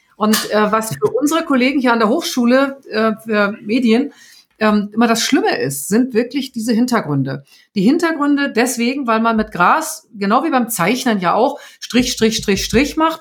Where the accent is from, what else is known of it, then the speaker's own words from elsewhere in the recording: Germany; Bei uns in Deutschland